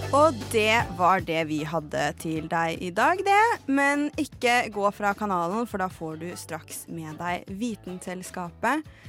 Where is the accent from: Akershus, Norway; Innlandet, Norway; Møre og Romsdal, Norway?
Innlandet, Norway; Lillehammer; moved away; da jeg var hjemme på Lillehammer